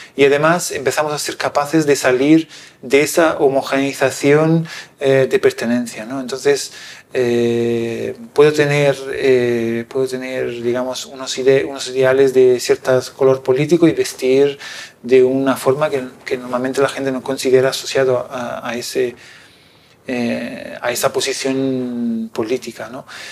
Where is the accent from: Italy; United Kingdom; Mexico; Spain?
Italy; moved away; un pueblo pequeñito como es el mío que se llama Cornausonio